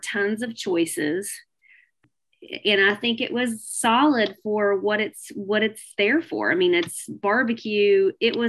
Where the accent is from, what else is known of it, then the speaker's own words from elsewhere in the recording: the South, United States; I'm a little from the South and we know our barbecue